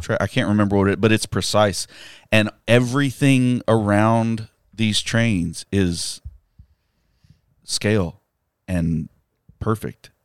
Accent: United States; being American

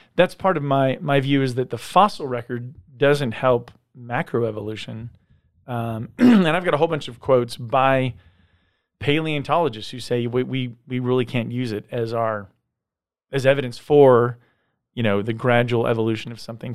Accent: San Diego, California, United States; I grew up in San Diego

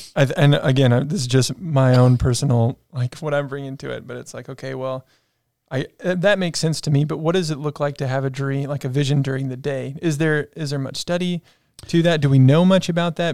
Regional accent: South Africa; moved away; growing up in South Africa

